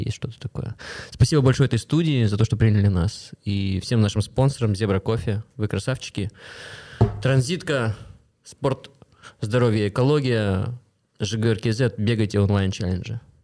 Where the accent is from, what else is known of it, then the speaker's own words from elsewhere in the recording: Kostanay, Kostanay Region, Kazakhstan; now in Astana, Kazakhstan; Я сам из региона, я из Кустаная